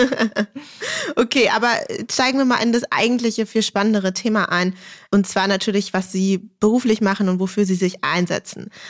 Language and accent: German; Berlin, Germany; accent: Berliner Schnauze; wir als echte Berliner natürlich mit Berliner Schnauze Vokabular quasi aufgewachsen sind